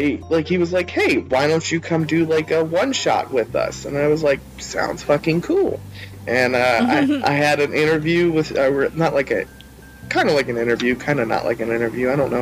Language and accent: English; Charleston, South Carolina, United States; also born or lived in Orangeburg, South Carolina; So, I am 28. I am originally from Charleston, South Carolina. I live outside of Orangeburg, South Carolina at the moment.